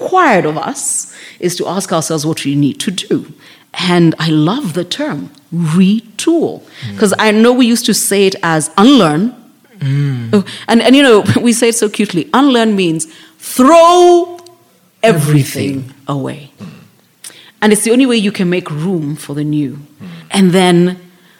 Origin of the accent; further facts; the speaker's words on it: Nairobi, Kenya; I grew up in South B